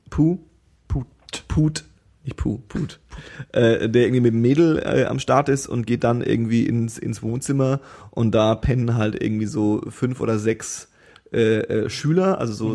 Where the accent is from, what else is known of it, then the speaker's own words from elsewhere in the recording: Germany; als Deutscher